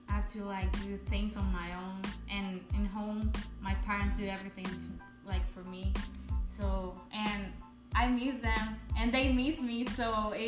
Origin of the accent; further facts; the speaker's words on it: Honduras; But no, like it's a pretty country. We have a lot of culture things that like foreign people like to see